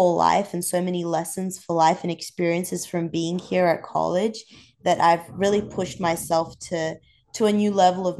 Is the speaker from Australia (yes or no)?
yes; Central Coast, New South Wales, Australia; moved away as an adult; now in Georgia, United States; I'm from the Central Coast, very close to Sydney.